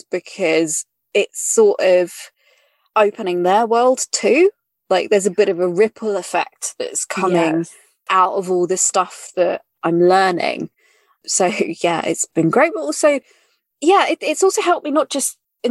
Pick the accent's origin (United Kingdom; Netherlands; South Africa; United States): United Kingdom; accent: British; now in London, United Kingdom; I'm British. I am British. I say obviously, I mean, from my accent.